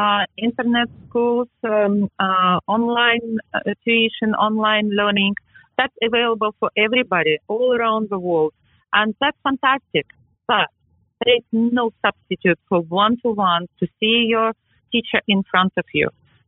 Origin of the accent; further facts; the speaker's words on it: England, United Kingdom; now in New York, United States; Yes, I am English and I am proud of it. I am English, I am in New York, and I am proud of it.